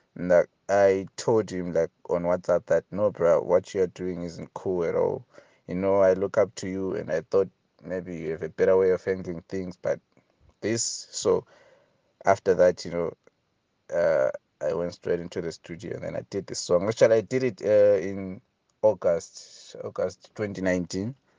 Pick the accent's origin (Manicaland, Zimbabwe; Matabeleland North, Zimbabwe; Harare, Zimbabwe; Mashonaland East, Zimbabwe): Matabeleland North, Zimbabwe; Hwange; English is a second language; moved away as an adult; now in Bulawayo, Zimbabwe; my hometown in Wange